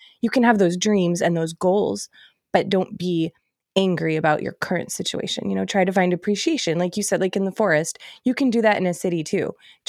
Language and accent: English; Boston, Massachusetts, United States; also born or lived in Chicago; I grew up on the East Coast in Boston, and I've lived in Chicago, and then now I live here in like the mountains.